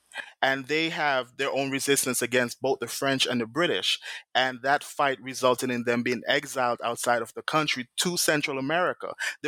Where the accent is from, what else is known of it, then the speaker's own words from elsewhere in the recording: St. Vincent & Grenadines; also born or lived in Toronto / Brooklyn; now in New York, United States; I'm from St. Vincent